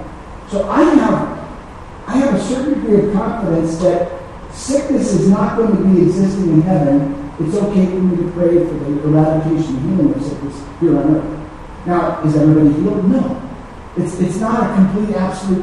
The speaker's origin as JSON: {"language": "English", "country": "United States", "said": "I'm an American"}